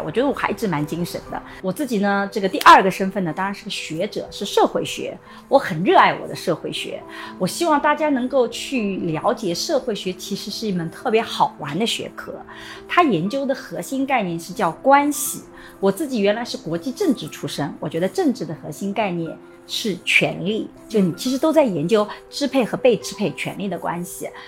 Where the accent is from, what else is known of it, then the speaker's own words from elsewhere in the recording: Suzhou, Jiangsu, China; 虽然来自苏州，但一点都不温柔